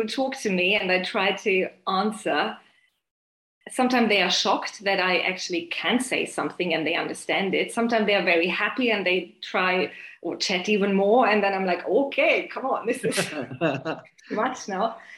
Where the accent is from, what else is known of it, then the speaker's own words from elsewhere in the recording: Germany; also born or lived in Romania / England; now in Shenyang, China; I was born in Romania. I grew up in Germany. And before I came to China, I lived 11 years in England.